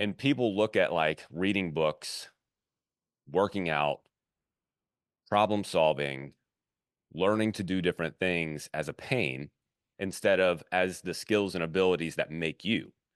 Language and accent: English; Baton Rouge, Louisiana, United States; moved away; also born or lived in Fort Thomas, Kentucky; I grew up in Baton Rouge